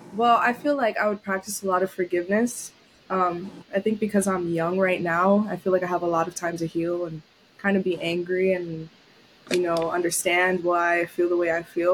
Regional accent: New York City, New York, United States; moved away as an adult; also born or lived in Syracuse; I was born and raised in New York City, Lower East Side

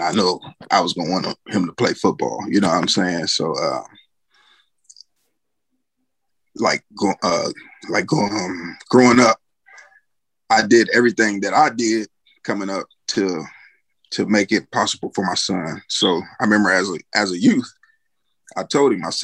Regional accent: Compton, California, United States; I grew up in Compton, California.

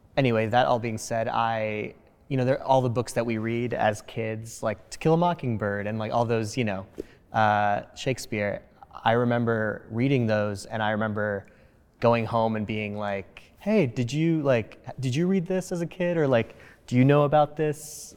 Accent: New Jersey, United States; English is a second language; growing up in New Jersey to two immigrant parents

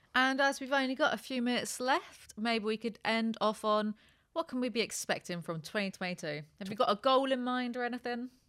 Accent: United Kingdom; I'm just British

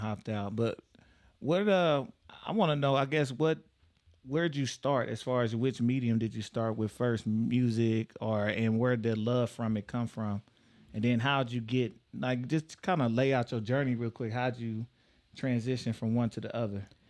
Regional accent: Texas, United States; now in Omaha, United States; I'm from Texas

